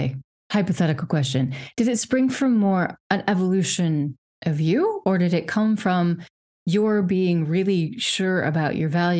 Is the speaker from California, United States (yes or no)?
no; Wyoming, United States; moved away as an adult; also born or lived in Czech Republic / United Kingdom; now in Europe; I obviously grew up in a very Republican family. I'm from Wyoming